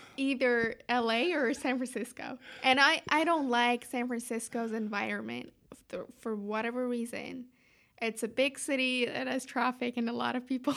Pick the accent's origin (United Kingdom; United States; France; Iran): Iran; Tehran, Tehran Province; moved away; I'm from Tehran, Iran